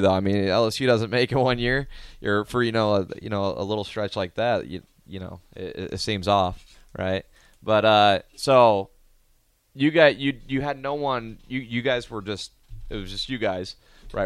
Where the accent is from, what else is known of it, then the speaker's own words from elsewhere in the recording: Omaha, Nebraska, United States; growing up in Omaha